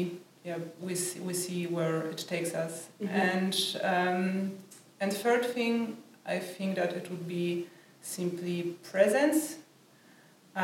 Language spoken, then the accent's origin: English; Poland; moved away as an adult; I'm from Poland